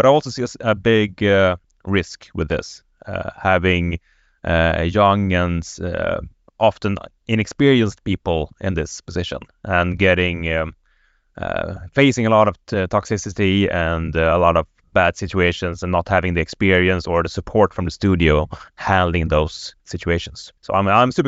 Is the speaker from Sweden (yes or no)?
yes; Stockholm, Stockholm County, Sweden; native Stockholmer